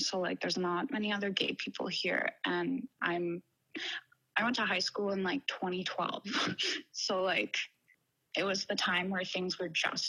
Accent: Renfrew, Ontario, Canada; I'm from a really small town outside of Ottawa.

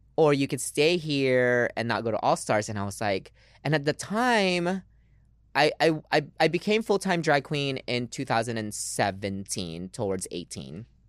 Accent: Lynnwood, Washington, United States; English is a second language; moved away as an adult; also born or lived in Philippines / New York City; I'm from Seattle. I grew up in, um, a little city called Linwood

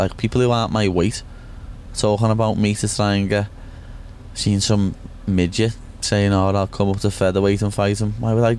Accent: Liverpool, North West England, United Kingdom; This is me home from home, and I'm went away from Liverpool.

